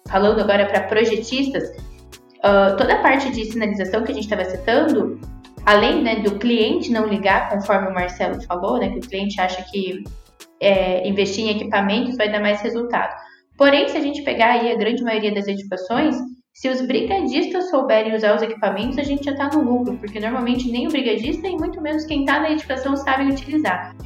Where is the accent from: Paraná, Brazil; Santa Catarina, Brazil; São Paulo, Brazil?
Paraná, Brazil; Cascavel; eu sou de Cascavel, né, aqui no interior do Paraná